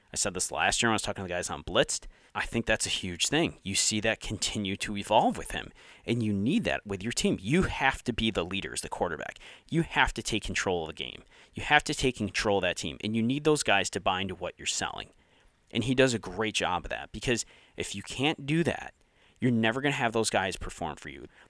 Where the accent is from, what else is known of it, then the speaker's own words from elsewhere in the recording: Syracuse, New York, United States; moved away; I'm originally from Syracuse